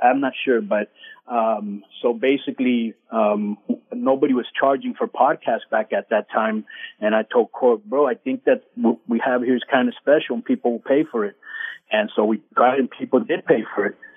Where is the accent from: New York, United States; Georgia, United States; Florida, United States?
Florida, United States; Miami; I'm from Miami